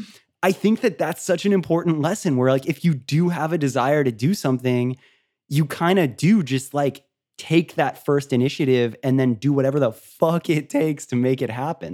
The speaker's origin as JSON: {"language": "English", "region": "Florida", "country": "United States", "tie": "born or raised there", "said": "I grew up in Florida, like by a beach town"}